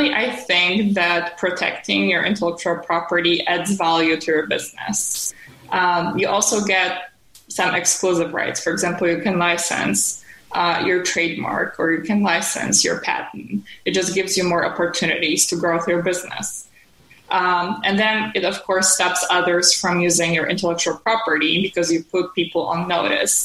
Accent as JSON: {"language": "English", "country": "Poland", "also_born_or_lived": "Bloomington, Indiana", "moved": "as an adult", "lives_now": "New York, United States", "said": "I'm originally from Poland. I moved to the United States more than a decade ago."}